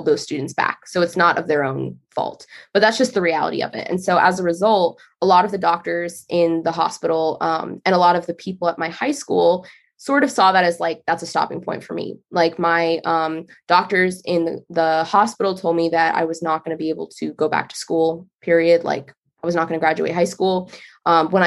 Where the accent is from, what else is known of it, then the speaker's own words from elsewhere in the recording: Northern Virginia, United States; I'm from Northern Virginia